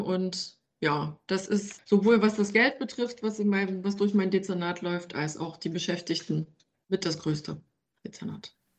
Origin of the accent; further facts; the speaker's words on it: Ore Mountains, Saxony, Germany; now in Leipzig, Germany; ich stamme tatsächlich aus dem Erzgebirge und bin dann einige Male umgezogen